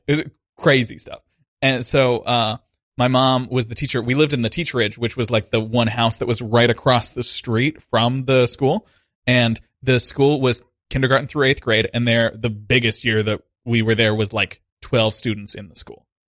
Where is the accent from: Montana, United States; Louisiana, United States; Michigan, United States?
Montana, United States; moved away as an adult; also born or lived in Missoula, Montana / Lewistown, Montana; now in New York City, United States; I grew up in the classic pipeline to New York City, Montana